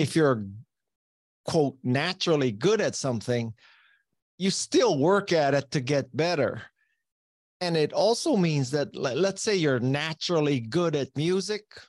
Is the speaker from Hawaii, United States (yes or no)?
yes; Hawaii, United States; moved away as an adult; the public school system in Hawaii is not challenging enough for me